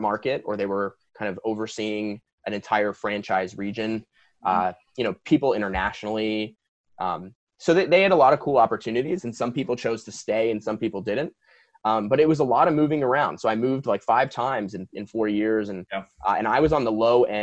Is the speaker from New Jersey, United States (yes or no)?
yes; East Coast, New Jersey, United States; moved away as an adult; also born or lived in Princeton, New Jersey / Ann Arbor, Michigan / New York; now in Los Angeles, United States; I was born and raised on the East Coast